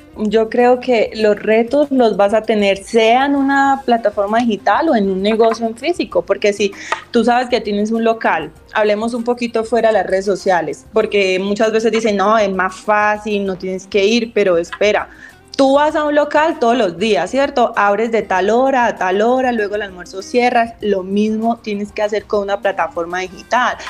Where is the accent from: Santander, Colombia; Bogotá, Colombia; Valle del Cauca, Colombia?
Santander, Colombia; Bucaramanga; yo soy de Bucaramanga